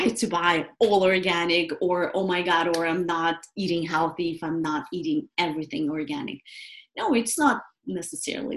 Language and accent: English; Moscow, Russia; moved away; I'm originally from Russia, from Moscow, and I grew up really with a very strong orientation toward natural health